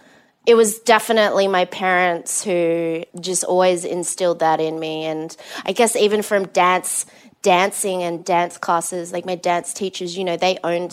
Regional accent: Perth, Western Australia, Australia; moved away; I grew up in Perth, which is in Western Australia, one of the most isolated cities in the world. So it was a big town, small city.

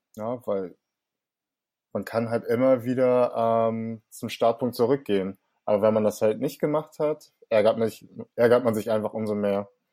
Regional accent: Hamburg, Germany; accent: Hamburger Slang; ich bin in Langhorn aufgewachsen, im Norden von Hamburg

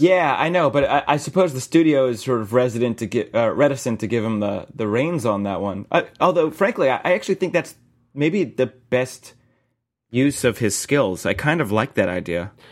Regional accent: South Florida, United States; I grew up in Florida, and I've lived in apartments since then

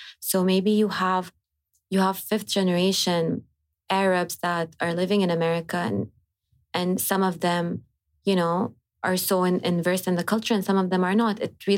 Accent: Hejaz, Saudi Arabia; accent: Hijazi; the way we speak at home is I would speak in my accent, Hijazi accent.

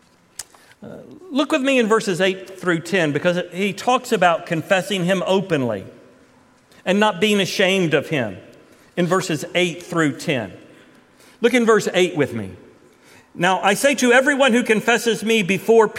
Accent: Titusville, Florida, United States; moved away as an adult; I was raised in Titusville from the time I was 5 until Jay Lynn and I left at the age of 20 when I was 23

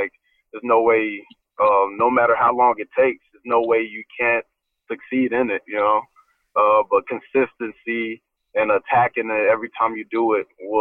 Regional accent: Atlanta, Georgia, United States; most of them have something to do with my hometown. Which will be the 404. I put the Olympic rings because in 1996 in Centennial Park was the Olympics in Atlanta, Georgia. Grady Hospital was where I was born

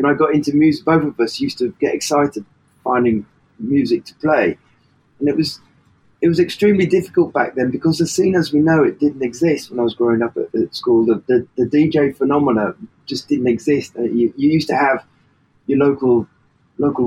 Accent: Worthing, South East England, United Kingdom; I'm from Worthing, West Sussex

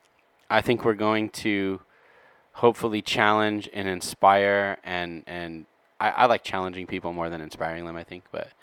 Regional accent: Southern California, United States; growing up in Southern California, you just sort of, like, it's certainly not as diverse as a city, but like I grew up and the school I grew up in was definitely like a white and Hispanic school. It was diverse for like, it wasn't all white.

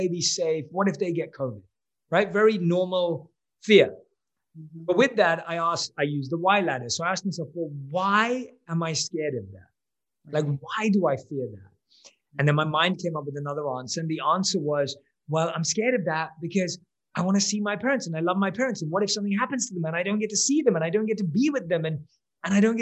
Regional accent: London, United Kingdom; moved away as an adult; now in Los Angeles, United States; With me and my wife, we both are born and raised in London. We currently live in LA.

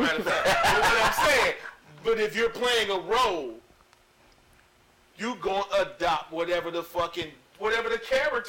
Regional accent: St. Louis, Missouri, United States; I'm from St. Louis

